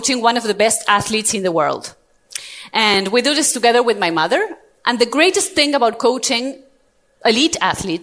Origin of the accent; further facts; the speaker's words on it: Argentina; moved away as an adult; now in Europe; I was born and raised in Argentina, South America, and 2 years ago I moved to Europe with my family